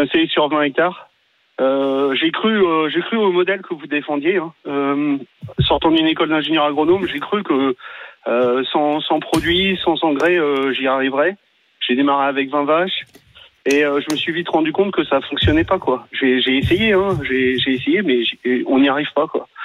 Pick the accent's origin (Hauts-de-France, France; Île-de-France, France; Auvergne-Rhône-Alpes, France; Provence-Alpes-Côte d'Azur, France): Île-de-France, France; Paris; moved away; je suis parisien, je me suis installé sur la ferme de mon grand-père